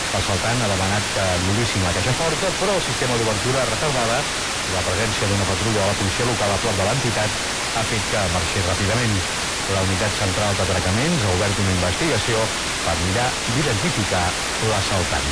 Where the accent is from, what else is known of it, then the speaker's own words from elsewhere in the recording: Badalona, Catalonia, Spain; Vaig néixer en aquest poble